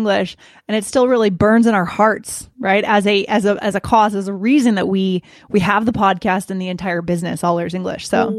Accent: Boston, Massachusetts, United States; moved away as an adult; also born or lived in New York; now in Denver, United States; I'm based in Denver, Colorado. I'm originally from the East Coast of the US, so Boston, lived in New York for a while, but now I've relocated to Denver and more sunshine here.

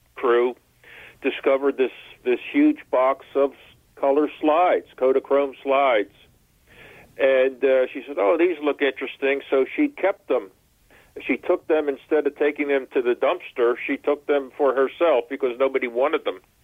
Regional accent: Philadelphia, Pennsylvania, United States; I'm a city fellow, uh, born and raised in Philadelphia

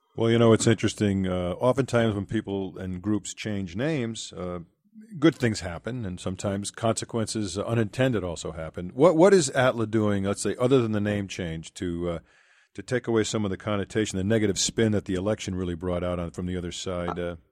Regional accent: Boston, Massachusetts, United States; in Boston, Massachusetts, and, of course, that's my hometown

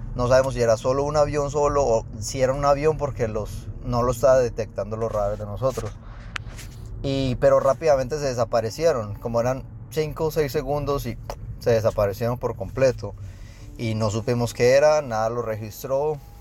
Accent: Colombia; now in Houston, United States; yo soy de Houston, soy colombiano

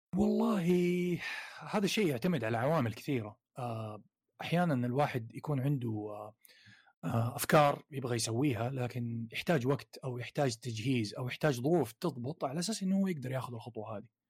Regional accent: Saudi Arabia; عندنا في السعودية

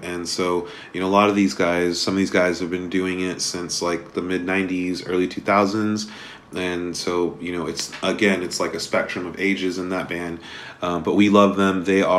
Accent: Oxnard, California, United States; I was a little bit sad that I didn't get to see Mind Force in my hometown

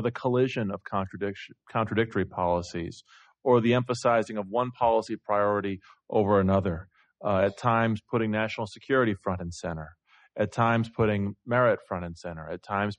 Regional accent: Iowa, United States; I'm from Iowa

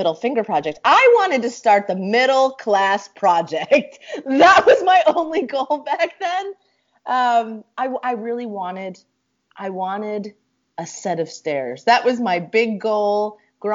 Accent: Susquehanna County, Pennsylvania, United States; moved away as an adult; Susquehanna County, Pennsylvania, rural as ever, small town, trailer park. Growing up with a mom

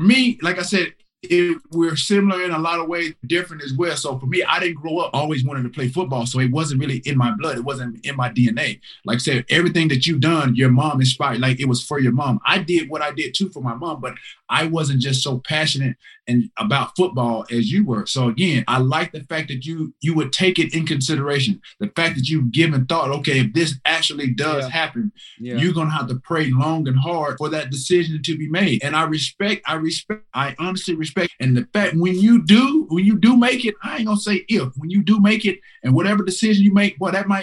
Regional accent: the South, United States; growing up in the South

